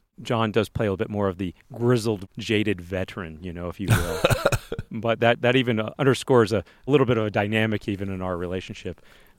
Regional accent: Illinois, United States; now in Utah, United States

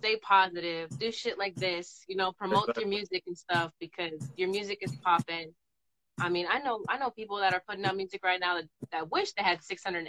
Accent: South San Francisco, California, United States; now in Seattle, United States; I'm actually from South San Francisco, California.

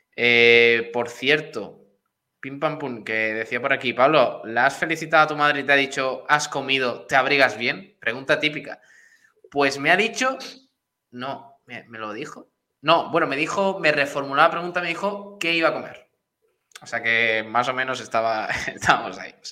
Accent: Spain; somos españoles

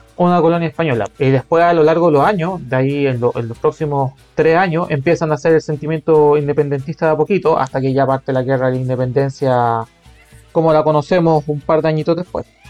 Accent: Calama, Antofagasta, Chile; yo de donde soy en Calama

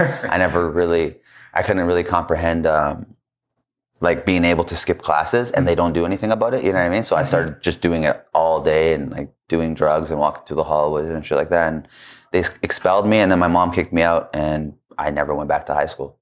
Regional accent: Calgary, Alberta, Canada; I grew up in Calgary

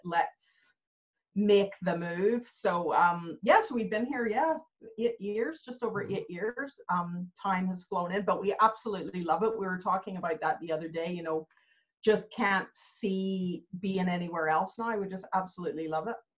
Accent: Canada; moved away as an adult; also born or lived in Belfast, Northern Ireland; now in Northern Ireland, United Kingdom; I was actually born in Belfast. My parents emigrated to Canada when I was really young

